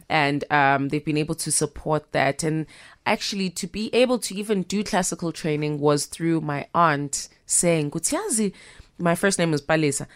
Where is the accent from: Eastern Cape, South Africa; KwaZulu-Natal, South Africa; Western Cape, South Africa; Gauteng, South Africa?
KwaZulu-Natal, South Africa; Pietermaritzburg; also born or lived in Durban; I'm born in Durban and I was raised in Pietermaritzburg